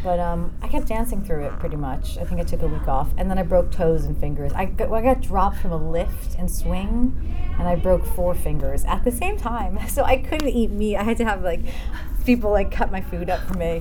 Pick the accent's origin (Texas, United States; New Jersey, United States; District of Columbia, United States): New Jersey, United States; I grew up in New Jersey, and I started dancing very young, and came into the city for dance classes. I was only 20 minutes outside of the city